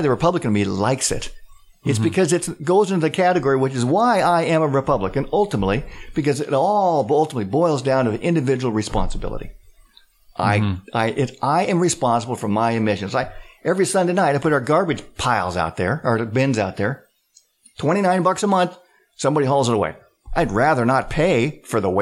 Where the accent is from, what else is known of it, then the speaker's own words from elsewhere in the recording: near Hanford, Washington, United States; I grew up near Hanford.